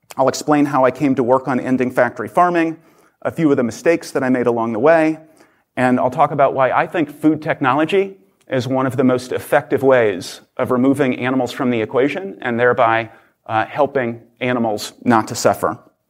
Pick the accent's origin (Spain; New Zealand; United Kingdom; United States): United States; Oklahoma; I grew up in Oklahoma